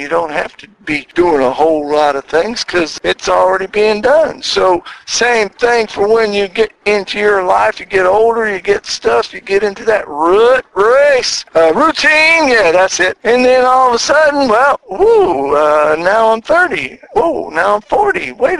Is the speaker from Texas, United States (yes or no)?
no; Philadelphia, Pennsylvania, United States; now in Chattanooga, United States; me and my Philly twin, we came from Philadelphia to work in Chattanooga, and we've already been here for 8 months